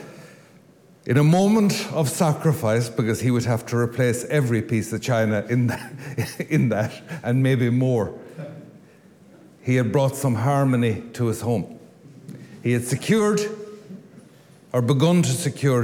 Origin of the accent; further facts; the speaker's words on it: Louisburgh, Connacht, Ireland; I come from Lewisburg